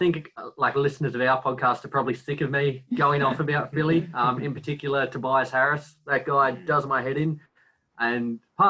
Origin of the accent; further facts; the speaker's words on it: Australia; I'm Australian